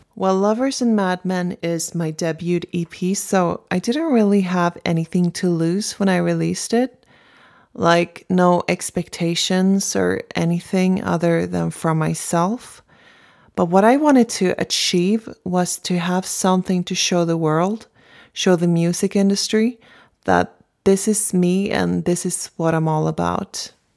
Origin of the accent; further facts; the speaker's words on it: Stockholm, Stockholm County, Sweden; I'm from Stockholm, Sweden.